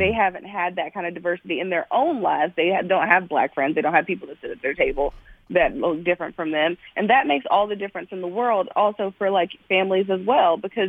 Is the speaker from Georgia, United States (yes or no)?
yes; Georgia, United States; also born or lived in Kentucky; I'm from Georgia. I'm an Army grad.